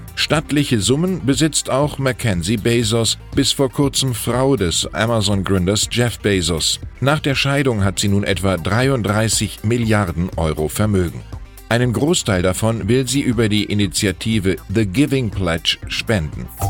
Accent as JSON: {"language": "German", "town": "Wiesbaden", "region": "Hesse", "country": "Germany", "tie": "born or raised there", "said": "Als gebürtiger Wiesbadener"}